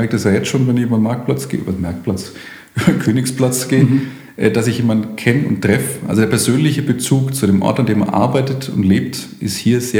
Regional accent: Erlangen, Bavaria, Germany; born there; Geboren bin ich in Erlangen

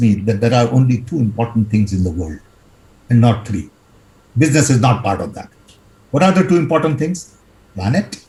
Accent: Odisha, India; When I was growing up in Orissa

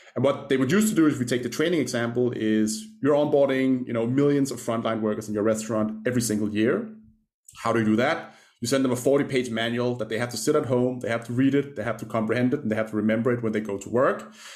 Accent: Copenhagen, Capital Region of Denmark, Denmark; I grew up in Denmark, uh, in Copenhagen. That That's where the accent's from.

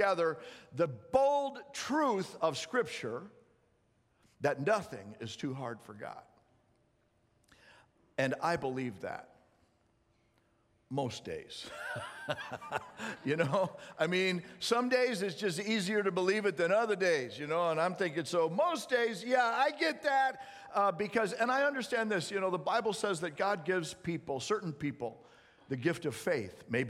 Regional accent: Missouri, United States; I was born in Missouri.

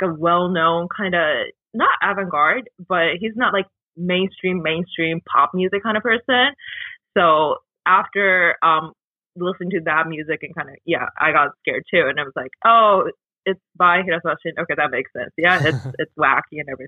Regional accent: Kobe, Hyogo, Japan; moved away as an adult; now in Toronto, Canada; Kobe, my hometown.

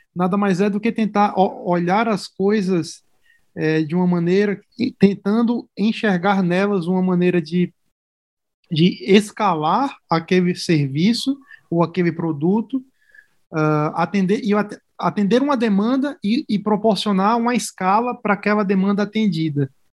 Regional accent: Natal, Rio Grande do Norte, Brazil; moved away as an adult; now in São Paulo, Brazil; eu sou de Natal, né? Eu sou do Rio Grande do Norte, fiz faculdade na Federal do Rio Grande do Norte

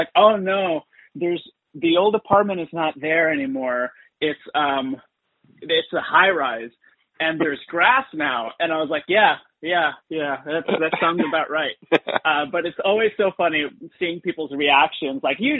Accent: Dubai, United Arab Emirates; born there; whenever anybody finds out that I was born in Dubai or I tell them that I was born in Dubai, I have to preface or and say like, listen, when I was born there, it was a very different Dubai.

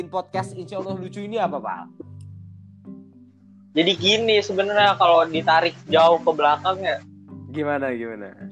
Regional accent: Bekasi, West Java, Indonesia; gue asal Bekasi.

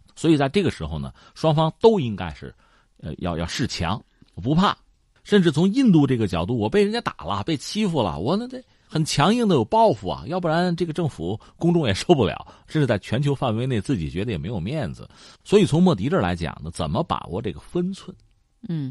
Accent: China; 我们中国人

